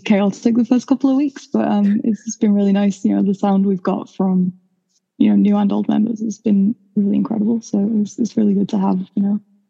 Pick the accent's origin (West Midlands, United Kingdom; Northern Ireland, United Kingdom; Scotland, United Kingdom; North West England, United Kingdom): North West England, United Kingdom; Manchester; as I'm sure it's been said many times now. I'm from Manchester, been here my whole life.